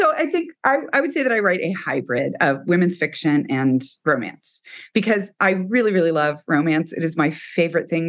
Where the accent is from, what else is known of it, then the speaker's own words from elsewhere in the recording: Texas, United States; I am from Texas and we have a ranch.